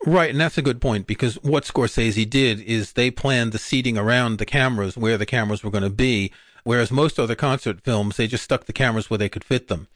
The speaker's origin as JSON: {"language": "English", "town": "New York City", "region": "New York", "country": "United States", "tie": "born or raised there", "said": "growing up in Queens, New York, and we would go to a movie theater in Forest Hills"}